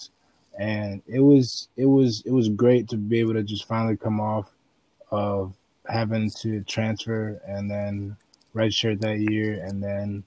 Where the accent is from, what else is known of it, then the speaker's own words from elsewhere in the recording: Bolingbrook, Illinois, United States; also born or lived in Naperville, Illinois; I grew up in Bolingbrook from, like, I want to say first grade elementary school up until like sixth grade, going into seventh grade, then we moved to Naperville